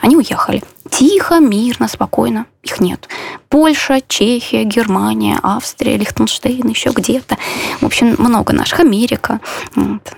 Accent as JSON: {"language": "Russian", "country": "Belarus", "moved": "as an adult", "lives_now": "Warsaw, Poland", "said": "как любой белорус"}